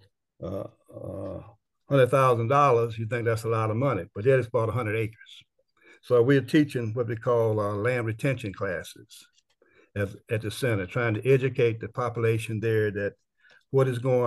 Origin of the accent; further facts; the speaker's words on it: Bladen County, North Carolina, United States; also born or lived in Washington, District of Columbia, United States / Cary, North Carolina; now in Durham, United States; I was born in Bladen County